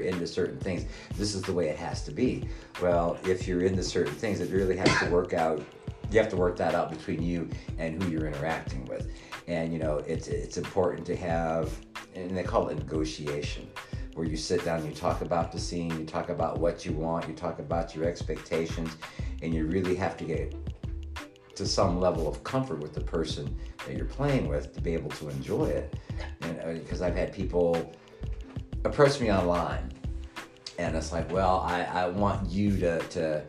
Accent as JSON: {"language": "English", "town": "Mansfield", "region": "Ohio", "country": "United States", "tie": "born or raised there"}